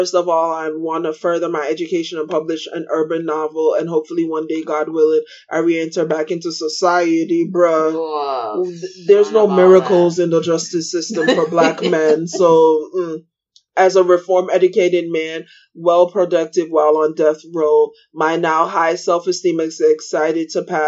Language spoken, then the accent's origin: English; South Carolina, United States; now in Raleigh, United States; I'm from South Carolina, but I'm currently on death row in Raleigh, North Carolina.